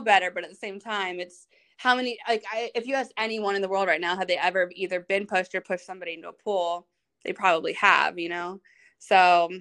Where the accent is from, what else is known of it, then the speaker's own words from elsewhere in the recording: Virginia Beach, Virginia, United States; also born or lived in North Carolina; we're both from Virginia Beach, like the same city